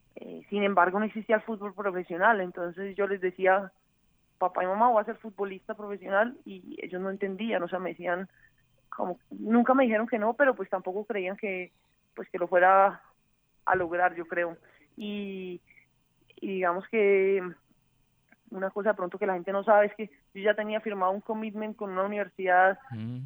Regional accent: Cali, Valle del Cauca, Colombia; Yo soy caleña, 100% caleña.

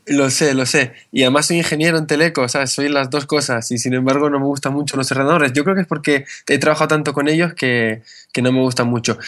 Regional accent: Canary Islands, Spain; also born or lived in northern Spain; yo soy español, pero mi familia es del norte de España, lo que cuando mis padres, cuando yo tenía 8 años, mis padres decidieron venir aquí a Canarias. Eh, me formé aquí

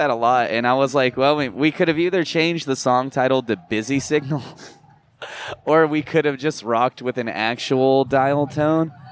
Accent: New Jersey, United States; moved away; Where I'm originally from Jersey.

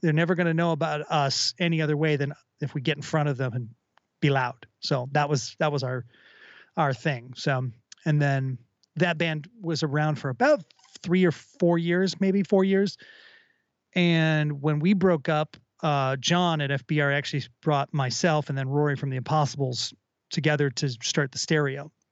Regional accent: Minneapolis, Minnesota, United States; growing up in Minneapolis or in the Twin Cities rather

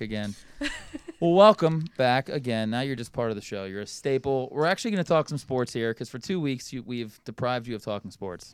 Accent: Philadelphia, Pennsylvania, United States; I'm from Philly

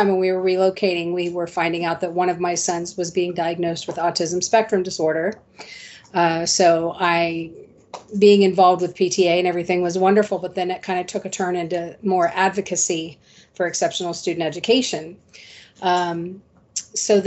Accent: Central Ohio, United States; moved away as an adult; now in Pinellas County, Florida, United States; I was born and raised in Central Ohio. I relocated here to Pinellas County, Florida in 2007.

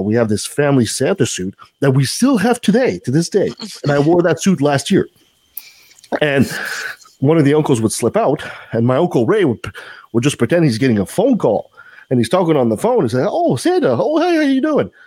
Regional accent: Canada; I'm French Canadian

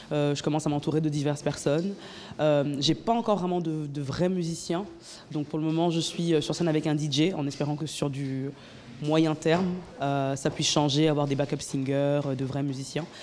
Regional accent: Cameroon; la musique de chez moi. je suis camerounaise de nationalité, donc on écoute beaucoup de Makossa

